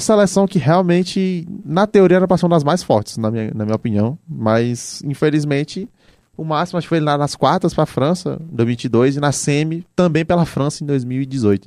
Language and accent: Portuguese; Brazil; a gente como brasileiro